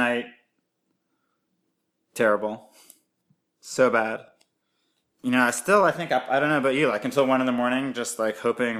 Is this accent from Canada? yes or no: yes; Canada; now in Philadelphia, United States; I'm Canadian